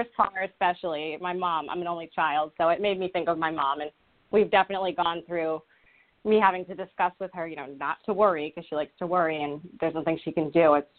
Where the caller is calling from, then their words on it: Rhode Island, United States; I'm calling in from Rhode Island.